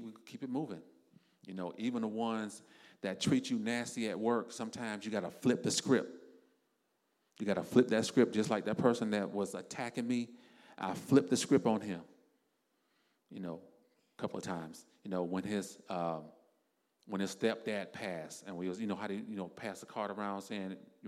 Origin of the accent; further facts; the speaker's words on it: South Florida, United States; me and my wife because we're from South Florida